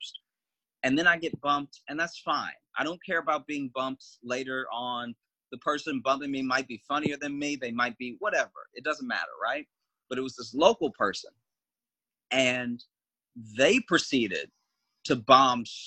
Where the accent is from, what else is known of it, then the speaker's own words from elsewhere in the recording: Louisiana, United States; also born or lived in Chicago; now in New York, United States; I was born and raised in Louisiana